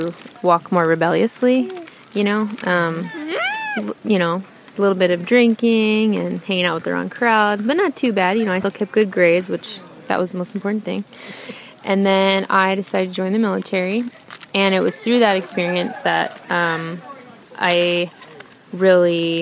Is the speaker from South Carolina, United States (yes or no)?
no; Bay Area, California, United States; now in Reno, United States; we moved a lot as a child in the Bay Area, California.